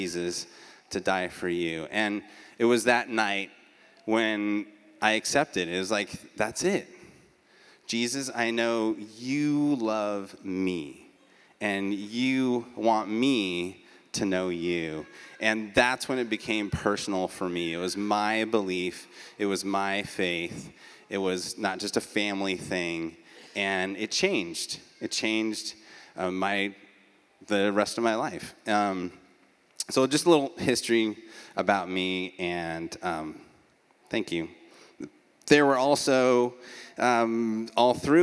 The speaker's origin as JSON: {"language": "English", "town": "Beaverton", "region": "Oregon", "country": "United States", "tie": "born or raised there", "lives_now": "Eugene, United States", "said": "I'm an Oregonian by birth. I grew up in Beaverton, which is a suburb of Portland"}